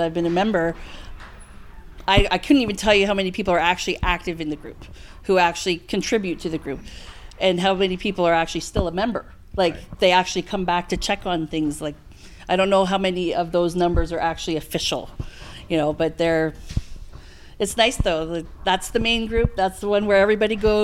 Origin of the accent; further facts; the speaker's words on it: Canada; I'm from Canada